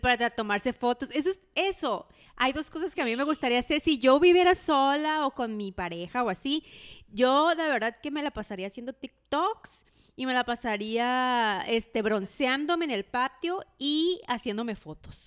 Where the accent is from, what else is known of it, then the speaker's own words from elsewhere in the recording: Mexico; somos mexicanos